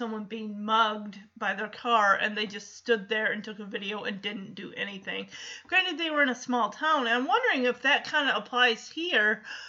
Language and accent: English; Chippewa Falls, Wisconsin, United States; Look, I grew up in Chippewa Falls, Wisconsin, and I'm telling you, they have some of the coldest winters around there.